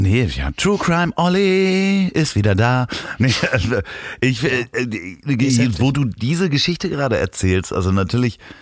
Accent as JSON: {"language": "German", "country": "Germany", "said": "ich bin aus Deutschland"}